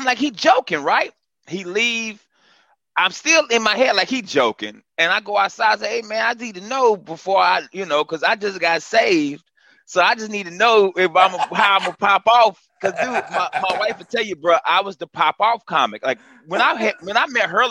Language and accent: English; Greensboro, North Carolina, United States; I'm from Greensboro, Southside Greensboro. I'm number 8 of 11 kids. I grew up in Hampton Home, Southside.